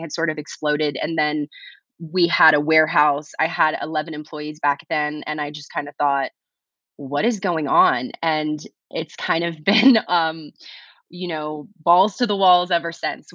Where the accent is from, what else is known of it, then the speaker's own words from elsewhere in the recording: South Louisiana, United States; moved away; I grew up in South Louisiana, a place where cannabis was very stigmatized.